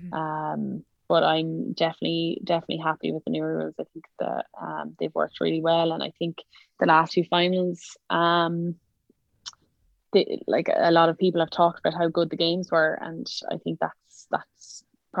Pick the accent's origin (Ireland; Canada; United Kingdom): Ireland; Kilkenny, Leinster; also born or lived in Dublin